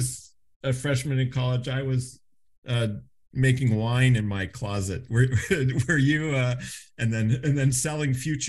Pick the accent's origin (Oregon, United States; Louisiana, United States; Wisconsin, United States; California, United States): Oregon, United States; I'm from Oregon.